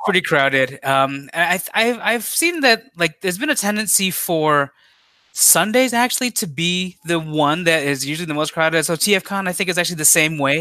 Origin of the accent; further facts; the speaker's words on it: Chicago, Illinois, United States; as a Chicagoan